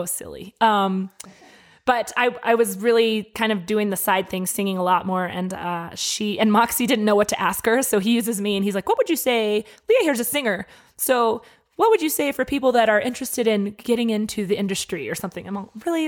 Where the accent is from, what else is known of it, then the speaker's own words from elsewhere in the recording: Denver, Colorado, United States; moved away as an adult; now in Albuquerque, United States; I grew up in Denver.